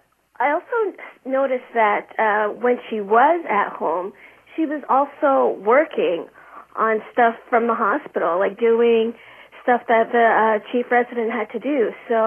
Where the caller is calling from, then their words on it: Edmonton, Alberta, Canada; I'm calling from Edmonton, Alberta, Canada.